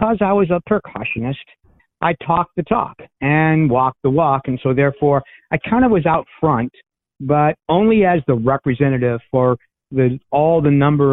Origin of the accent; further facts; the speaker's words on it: Meadville, Pennsylvania, United States; moved away as an adult; also born or lived in Notre Dame, Indiana; now in Goshen, United States; I'm actually originally from Meadville, Pennsylvania, which is a small town about 40